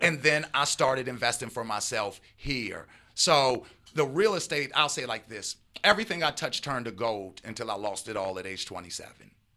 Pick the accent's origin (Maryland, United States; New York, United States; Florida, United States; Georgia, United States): Maryland, United States; Baltimore; I'm a East Coast guy, born and raised, uh, in Baltimore